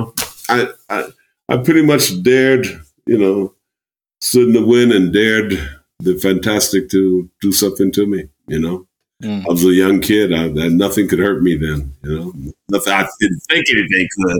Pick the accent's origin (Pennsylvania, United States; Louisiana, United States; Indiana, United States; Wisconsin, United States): Indiana, United States; Indianapolis; growing up in Indiana